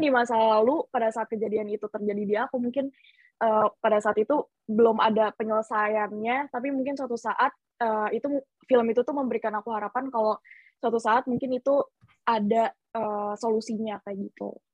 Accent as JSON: {"language": "Indonesian", "town": "Bogor", "region": "West Java", "country": "Indonesia", "tie": "born or raised there", "also_born_or_lived": "Curup, Bengkulu", "moved": "as an adult", "lives_now": "Surabaya, Indonesia", "said": "pas gue TK tuh pada pindah uh, ngerantau ke Bogor"}